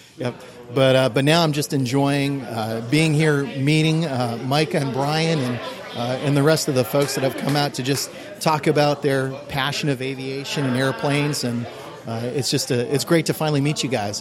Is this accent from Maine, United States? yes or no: yes; Portland, Maine, United States; also born or lived in Biddeford, Maine / Aroostook County, Maine; I was born and raised in Maine, in Portland